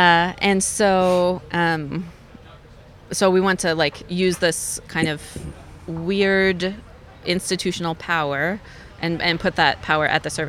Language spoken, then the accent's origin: English; the South, United States; moved away as an adult; now in Tucson, United States; I grew up in the South